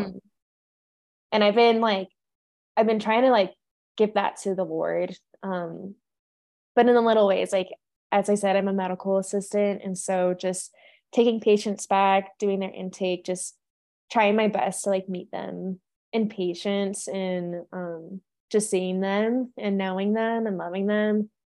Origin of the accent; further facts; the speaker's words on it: California, United States; moved away as an adult; now in Colorado, United States; I am from California.